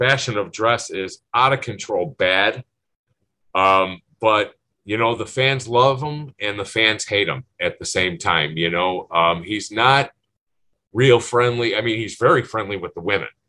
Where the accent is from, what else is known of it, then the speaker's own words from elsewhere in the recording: Berwyn, Illinois, United States; I grew up in Berwyn